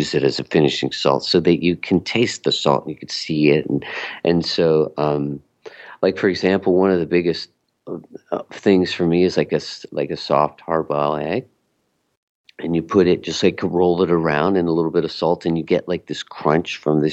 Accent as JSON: {"language": "English", "country": "Mexico", "said": "we're from Mexico"}